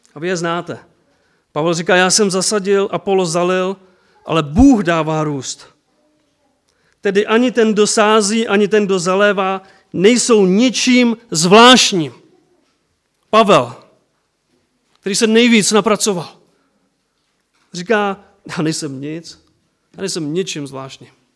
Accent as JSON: {"language": "Czech", "country": "Czechia", "also_born_or_lived": "Bílovec", "said": "u nás v Čechách"}